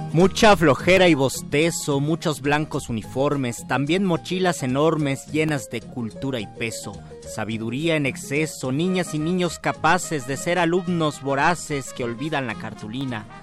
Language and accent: Spanish; Mexico; soy mexicano